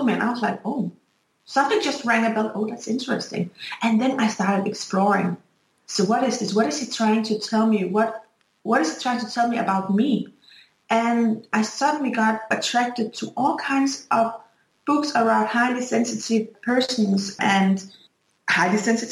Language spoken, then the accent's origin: English; Denmark; I'm from Denmark